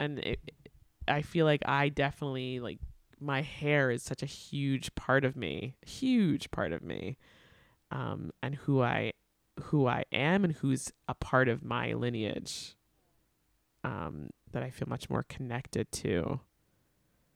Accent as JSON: {"language": "English", "area": "Long Island", "region": "New York", "country": "United States", "tie": "born or raised there", "also_born_or_lived": "Atlanta / Queens / Brooklyn", "said": "I grew up on Long Island"}